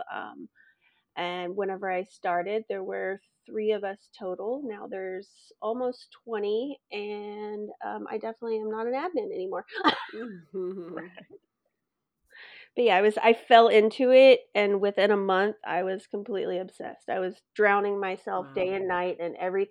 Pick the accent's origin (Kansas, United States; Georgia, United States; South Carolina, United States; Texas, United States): Texas, United States; Carthage; moved away as an adult; also born or lived in Dallas, Texas; now in California, United States; I was born in Texas, born in Dallas, actually, and then lived in East Texas, very, very tiny town called Carthage